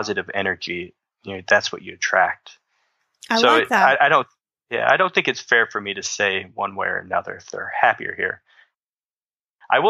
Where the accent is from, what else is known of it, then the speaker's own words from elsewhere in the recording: Southern Illinois, United States; I grew up in the Midwest. I'm from Southern Illinois.